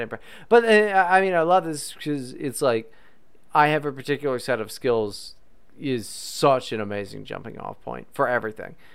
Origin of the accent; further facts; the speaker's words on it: West Virginia, United States; I'm not from Virginia, West Virginia.